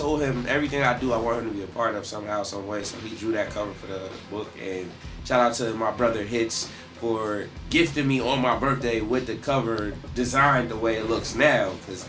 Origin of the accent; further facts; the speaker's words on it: New York, United States; I'm from New York.